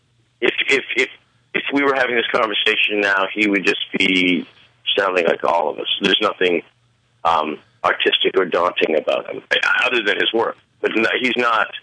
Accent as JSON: {"language": "English", "country": "Canada", "said": "I am Canadian."}